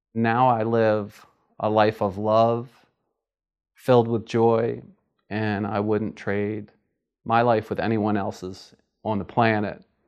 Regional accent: Philadelphia, Pennsylvania, United States; I'm from Philadelphia, Pennsylvania

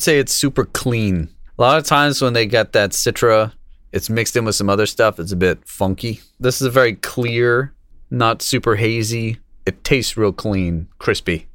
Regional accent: Kingston, Massachusetts, United States; my, my, uh, hometown

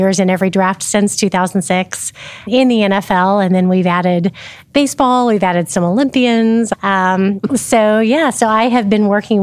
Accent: Oklahoma City, Oklahoma, United States; also born or lived in Midwest City, Oklahoma; So lifelong Oklahoman, born and raised in Oklahoma City and surrounding areas

